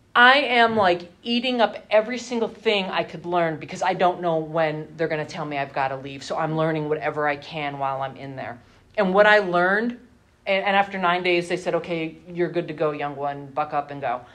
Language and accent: English; Hazleton, Pennsylvania, United States; I lived at home with my parents because I'm from Hazleton